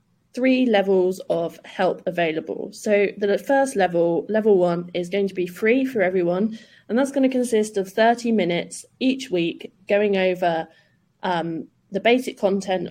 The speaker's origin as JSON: {"language": "English", "region": "south of England", "country": "United Kingdom", "also_born_or_lived": "London", "said": "I am from the south of England."}